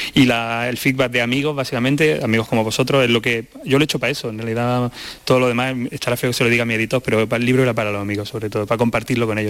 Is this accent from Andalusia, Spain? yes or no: yes; Andalusia, Spain; estos diminutivos y estas abreviaciones y estas interjecciones de mi tierra